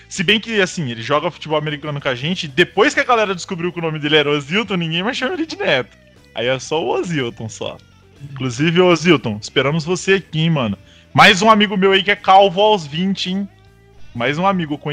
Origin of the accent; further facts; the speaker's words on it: Piracicaba, São Paulo, Brazil; Sou de Piracicaba, São Paulo.